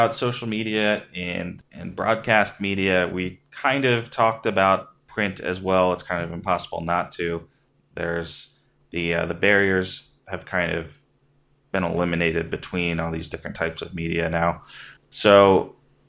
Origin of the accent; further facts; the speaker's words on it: Maryland, United States; growing up in Maryland, everybody either had the Baltimore Sun or the Washington Post